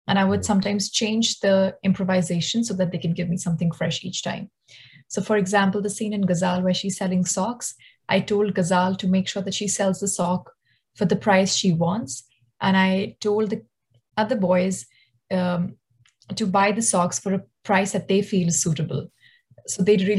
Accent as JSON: {"language": "English", "region": "Delhi", "country": "India", "tie": "born or raised there", "moved": "yes", "said": "my hometown in Delhi"}